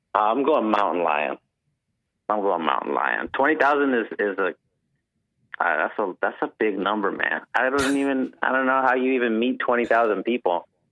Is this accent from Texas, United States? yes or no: yes; San Antonio, Texas, United States; now in Houston, United States; I'm from San Antonio, but I live in Houston